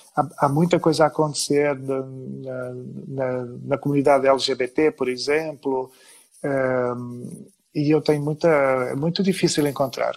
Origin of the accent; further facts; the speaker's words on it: Vila do Conde, Norte, Portugal; na pequena cidade onde cresci desde os 10 anos